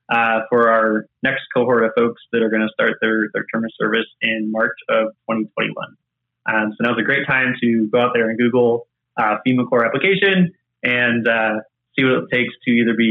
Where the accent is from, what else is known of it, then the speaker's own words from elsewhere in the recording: just south of Charlotte, North Carolina, United States; moved away; also born or lived in Indiana; I grew up in the Carolinas